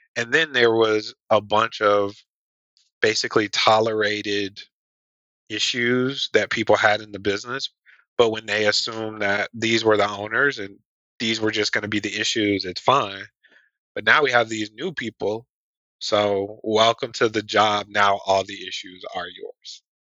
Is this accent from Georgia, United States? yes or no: yes; Atlanta, Georgia, United States; also born and raised in Atlanta, Georgia